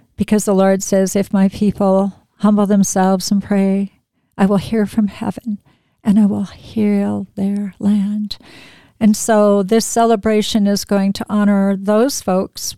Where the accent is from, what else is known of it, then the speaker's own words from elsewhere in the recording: Spokane, Washington, United States; I grew up in Spokane